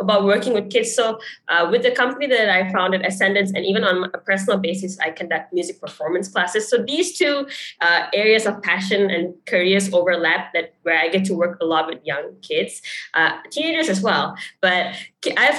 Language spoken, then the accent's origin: English; Malaysia; moved away; It's nice to be able to give back to my home country. So like growing up, I remember that in class, we would learn about Malaysian icons